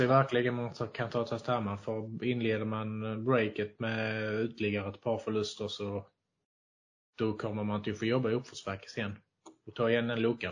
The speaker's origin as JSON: {"language": "Swedish", "region": "Skåne", "country": "Sweden", "accent": "Scanian", "said": "min skånska"}